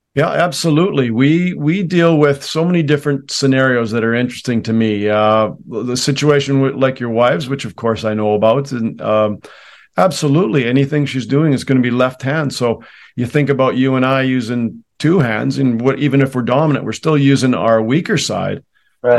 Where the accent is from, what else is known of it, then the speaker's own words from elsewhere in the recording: Canada; I was raised in Canada